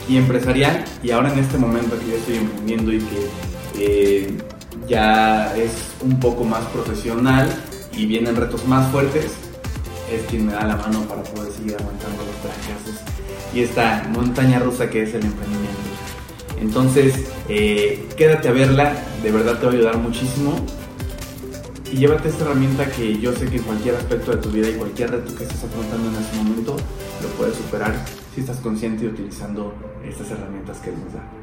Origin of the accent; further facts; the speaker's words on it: Puebla, Mexico; moved away as an adult; Cuando yo me fui a, estudiar de Puebla a Querétaro, me preguntaban mucho qué estoy haciendo aquí, si en Tec Puebla está, mi, está mi, carrera completa, por qué dejé a mi familia y todo esto.